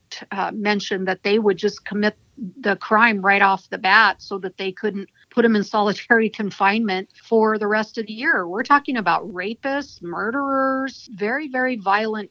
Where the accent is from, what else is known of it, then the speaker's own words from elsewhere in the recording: Washington, United States; When I was growing up in Washington State